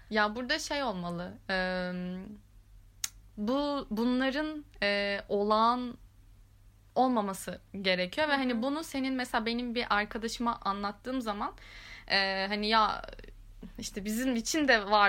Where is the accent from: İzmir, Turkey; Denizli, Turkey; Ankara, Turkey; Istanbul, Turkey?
Ankara, Turkey; ben Ankaralıyım falan ayağına hemen e, bürünüyorum